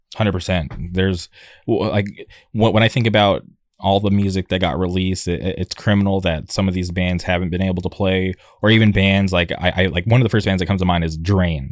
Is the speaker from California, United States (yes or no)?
yes; La Quinta, California, United States; moved away; I'm from the, the Palm Springs area. Uh, I, I grew up in La Quinta